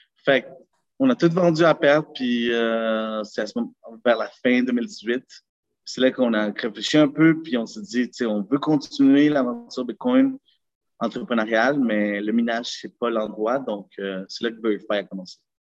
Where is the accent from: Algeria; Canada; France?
Canada; Montreal, Quebec; also born or lived in Lima, Peru / Laval; je suis né au Pérou, dans la capitale Lima, il y a environ 25 ans. Puis euh, j'ai vécu là jusqu'en 2005, parce que au moment que j'ai immigré au Canada